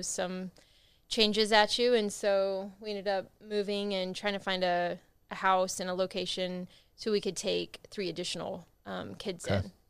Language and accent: English; Azle, Texas, United States; I'm from Azle.